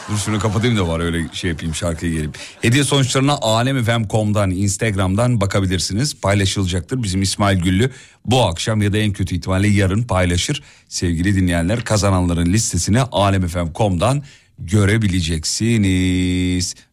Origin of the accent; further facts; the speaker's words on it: Erzurum, Turkey; ben de Erzurumluyum. Doğu kültürünü iyi bilirim